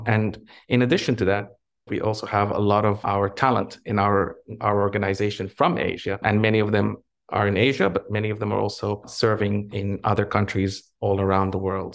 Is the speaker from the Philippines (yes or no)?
no; Egypt; moved away; also born or lived in Canada; I'm originally from, from Egypt, but I'm also Canadian, and I lived in both countries.